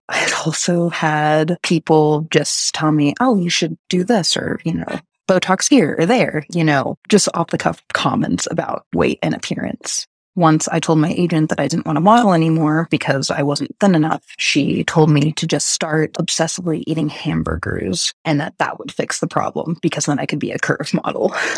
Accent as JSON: {"language": "English", "region": "Texas", "country": "United States", "tie": "born or raised there", "said": "I grew up in Texas"}